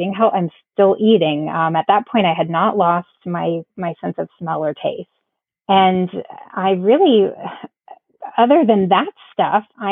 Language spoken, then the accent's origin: English; Florida, United States; now in South Carolina, United States; We're originally from Florida